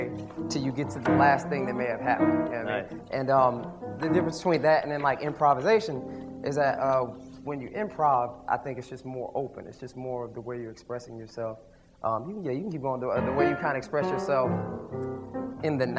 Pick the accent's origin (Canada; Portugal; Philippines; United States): United States; New York City, New York; I was born in Queens, New York, and at the age of 3, I had a problem with being too hyper.